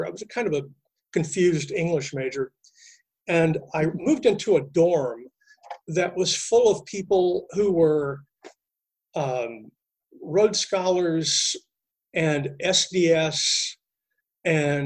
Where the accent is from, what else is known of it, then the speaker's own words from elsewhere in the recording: Texas, United States; moved away; I'd done a little bit in my tiny Texas high school